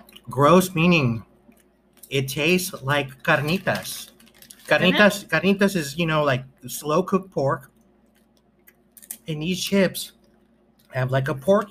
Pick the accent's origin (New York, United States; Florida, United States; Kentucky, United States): New York, United States; We're from New York